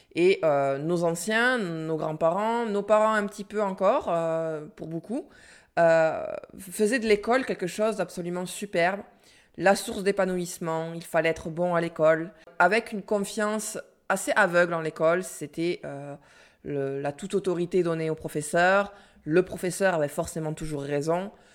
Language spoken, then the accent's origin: French; France